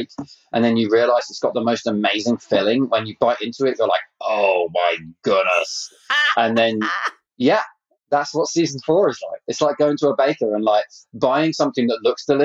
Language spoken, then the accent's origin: English; Canada; I'm actually Canadian.